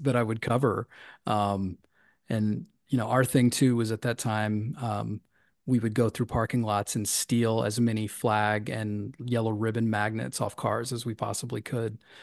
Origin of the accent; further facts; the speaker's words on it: Tennessee, United States; Tennessee, my home state